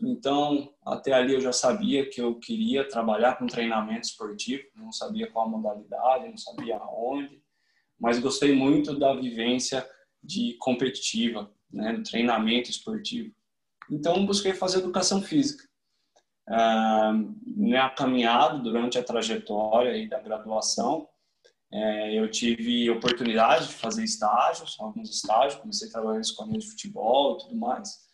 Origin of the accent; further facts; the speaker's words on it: Campinas, São Paulo, Brazil; moved away as an adult; now in Switzerland; eu sou de Campinas, São Paulo